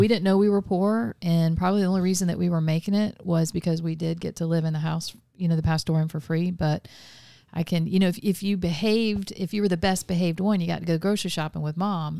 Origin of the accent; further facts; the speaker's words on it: Vero Beach, Florida, United States; also born or lived in Melbourne, Florida / Palm Bay, Florida / Avon Park, Florida / Mulberry, Florida; I was born in Melbourne, Florida in nineteen seventy.